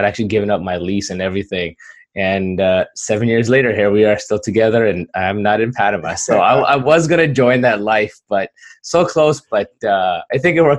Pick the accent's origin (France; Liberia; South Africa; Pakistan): Pakistan; born there; moved away; I'm an immigrant. I'm ethnically Kashmiri, which was Pakistan and India keep fighting over. And I was born in Pakistan.